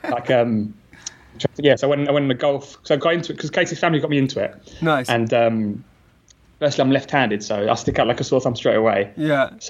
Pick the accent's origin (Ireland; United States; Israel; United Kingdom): United Kingdom; England; perdone, perdone, soy inglés.